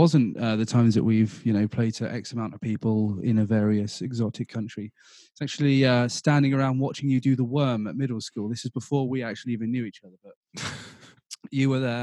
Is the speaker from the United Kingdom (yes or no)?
yes; southern England, United Kingdom; accent: southern; my southern accent